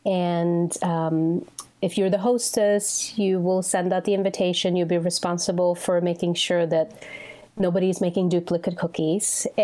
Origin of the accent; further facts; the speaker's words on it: Sweden; now in United States; Well, I think back home, so when I was growing up, and well, still too, but the winters are very long.